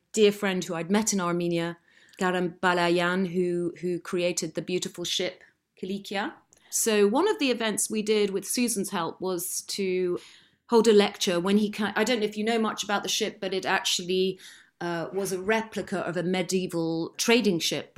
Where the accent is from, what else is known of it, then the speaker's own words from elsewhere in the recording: Lymington, South East England, United Kingdom; I was brought up in the New Forest